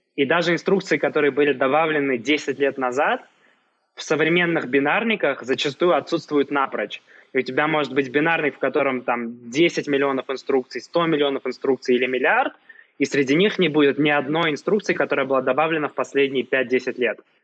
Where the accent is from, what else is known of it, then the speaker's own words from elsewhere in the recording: Saint Petersburg, Russia; moved away as an adult; now in Yerevan, Armenia; хотя сам, э, родился и вырос в Петербурге